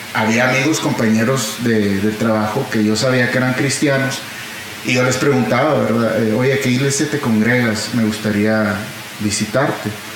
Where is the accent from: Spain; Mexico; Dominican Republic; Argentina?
Mexico; Monterrey, Nuevo León; moved away as an adult; now in Houston, United States; crecí entonces aquí en Monterrey hasta los 20 años me fui a vivir a, Estados Unidos, eh, en Houston